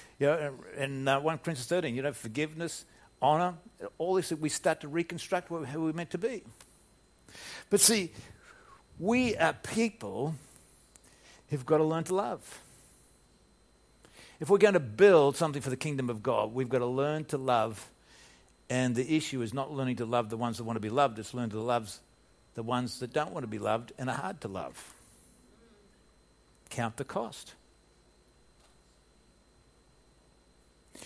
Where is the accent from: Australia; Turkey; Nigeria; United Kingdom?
Australia; moved away as an adult; also born or lived in United States; being an Australian in American soil